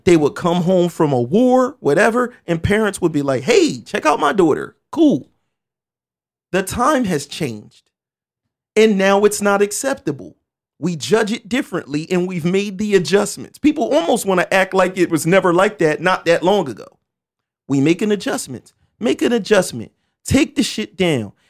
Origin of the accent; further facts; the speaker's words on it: Camden, New Jersey, United States; I'm happy to be from Camden, New Jersey because I'm from Camden, New Jersey